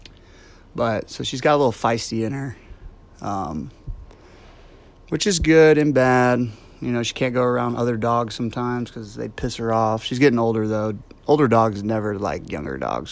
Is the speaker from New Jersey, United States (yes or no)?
no; Cocoa, Florida, United States; also born or lived in New Smyrna Beach, Florida; now in Atlanta, United States; I grew up on Cocoa and New Smyrna, aka Shark Attack Capital of the World, which I never knew, but swam in it all the time when I was little